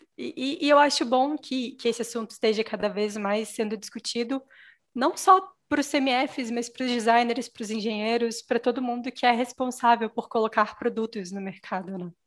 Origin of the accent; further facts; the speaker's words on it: Minas Gerais, Brazil; eu sou mineira, né? Sou de Minas Gerais